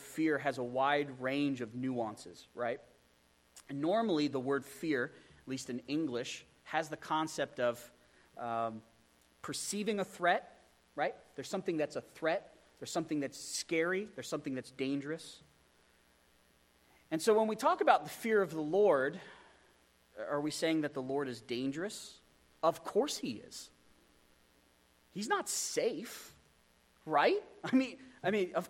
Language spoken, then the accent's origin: English; Pennsylvania, United States; I grew up in Pennsylvania